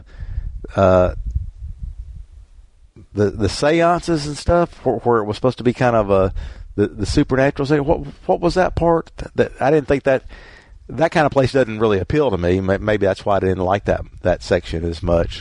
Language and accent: English; Mississippi, United States; I grew up in Mississippi